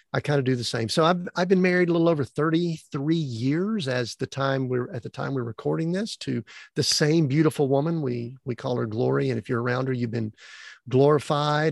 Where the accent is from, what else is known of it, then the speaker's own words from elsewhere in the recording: Atlanta, Georgia, United States; born and raised in the Atlanta, Georgia area